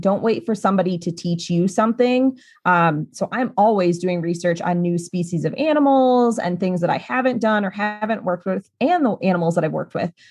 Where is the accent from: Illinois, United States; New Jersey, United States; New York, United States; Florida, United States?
Illinois, United States; my home state of Illinois